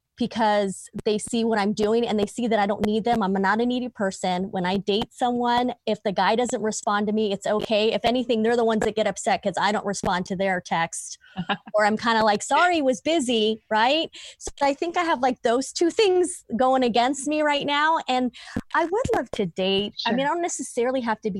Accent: Southern California, United States; moved away as an adult; now in Virginia, United States; I am from Southern California

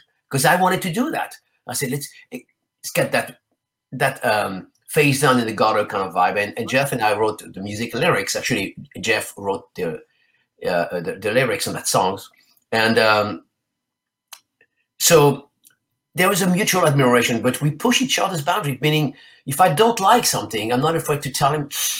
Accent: France; also born or lived in Spain; First of all, he's Italian, and I'm originally from France and Spain.

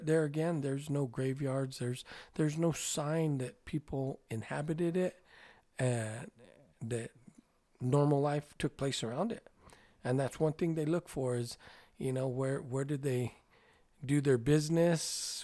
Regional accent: New Mexico, United States

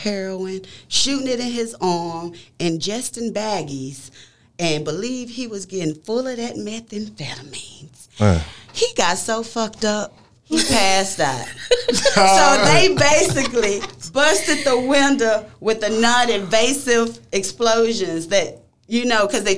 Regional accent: Tyler, Texas, United States; we are from Tyler, Texas. That's where we

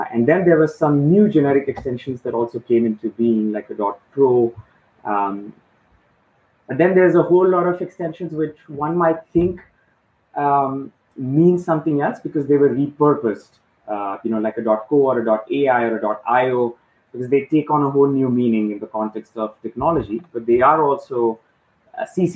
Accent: India; moved away as an adult; also born or lived in Mumbai, India; now in Dubai, United Arab Emirates; I was born and raised in India, lived in a few different parts

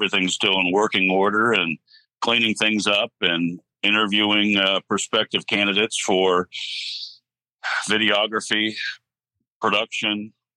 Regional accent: Cincinnati, Ohio, United States; also born or lived in Puerto Rico; I am originally from Cincinnati, Ohio. I grew up in Madera and have stayed here

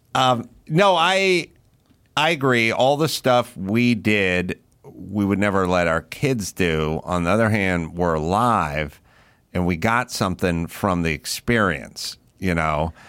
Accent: Los Angeles, California, United States; I grew up in California and I grew up with these same people

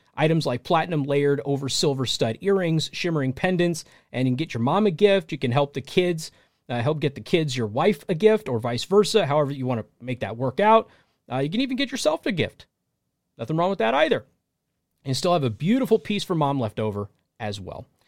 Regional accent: United States; I'm an American, and this is my country

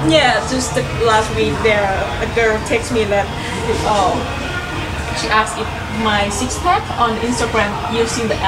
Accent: Bangkok, Thailand; English is a second language; moved away; I'm from Thailand, Bangkok

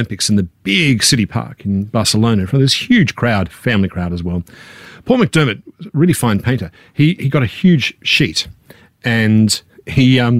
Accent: Canberra, Australian Capital Territory, Australia; we were middle class kids from Canberra

